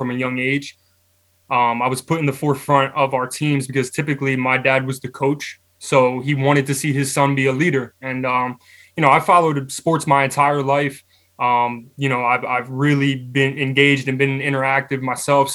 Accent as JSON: {"language": "English", "town": "Hamilton", "region": "New Jersey", "country": "United States", "tie": "born or raised there", "said": "I come from Hamilton, New Jersey. Played football at Nottingham High School in Hamilton"}